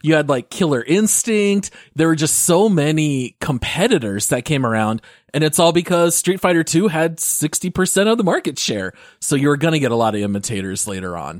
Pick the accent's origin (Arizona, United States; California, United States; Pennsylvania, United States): Arizona, United States; Phoenix; growing up in the Phoenix area